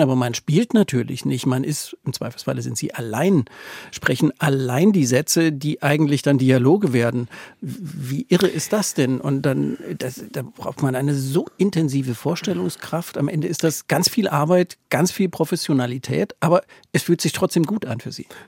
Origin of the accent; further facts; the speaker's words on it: East Germany, Germany; Also ich bin im Osten groß geworden